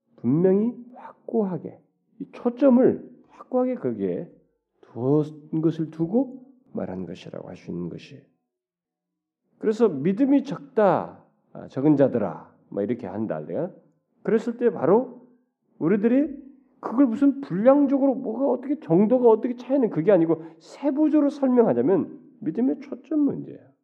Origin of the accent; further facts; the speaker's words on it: South Korea; 우리 한국 사람들은